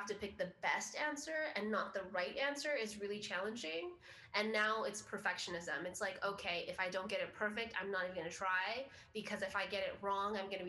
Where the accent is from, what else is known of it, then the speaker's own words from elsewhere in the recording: Philippines; It's like, well, I am Filipino. That's a part of who I am.